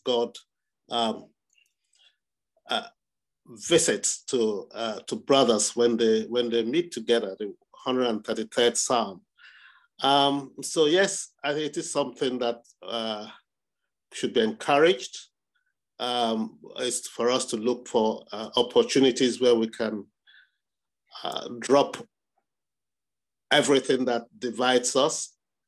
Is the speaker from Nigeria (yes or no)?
yes; Nigeria; moved away; my home country, Nigeria